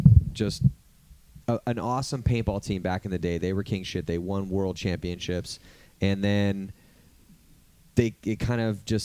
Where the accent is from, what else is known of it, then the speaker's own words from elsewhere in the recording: California, United States; And then growing up in California, I mean, you lucky assholes over there on the East Coast got the nice grass and it rains all the time, so it's all green. It's like we live in the desert out here.